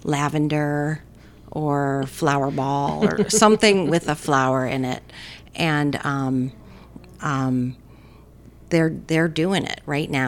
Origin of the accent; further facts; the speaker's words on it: Rhode Island, United States; I say aunt, because I'm from Rhode Island.